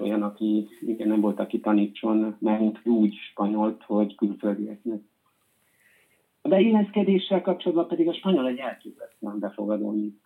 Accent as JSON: {"language": "Hungarian", "country": "Hungary", "moved": "as an adult", "lives_now": "Spain", "said": "magyarok vagyunk"}